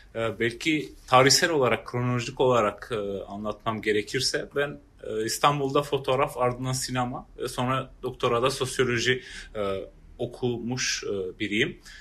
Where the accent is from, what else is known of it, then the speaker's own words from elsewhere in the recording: Prizren, Prizren District, Kosovo; ben Prizrenliyim. Doğ, burada doğdum